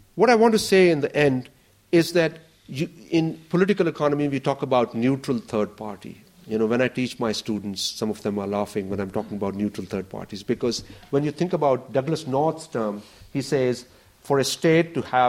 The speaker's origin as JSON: {"language": "English", "country": "Pakistan", "said": "I come from Pakistan"}